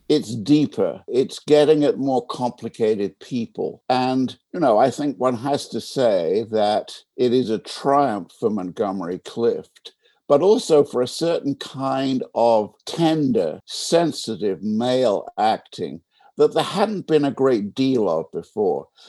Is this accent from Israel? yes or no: no; England, United Kingdom; now in United States; I was English.